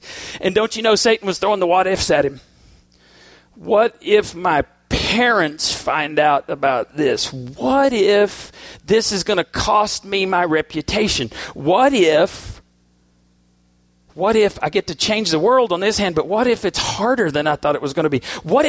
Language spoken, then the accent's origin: English; Boston, Massachusetts, United States; I am a rock and roll dude. I grew up on Foreigner in Boston.